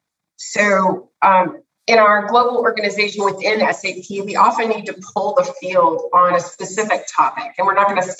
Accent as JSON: {"language": "English", "country": "United States", "tie": "born or raised there", "said": "I grew up in the United States"}